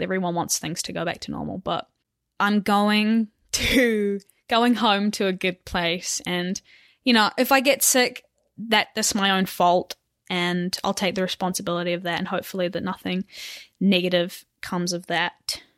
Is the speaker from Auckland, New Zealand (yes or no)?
yes; Auckland, New Zealand; moved away as an adult; now in United States; I'm from Auckland, New Zealand, far away, and I race for Butcher Buck Cycling